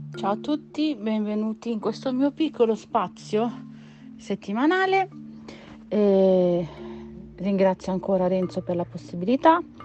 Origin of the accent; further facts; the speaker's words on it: province of Naples, Campania, Italy; moved away; Io sono campana di origini e nata nella provincia di Napoli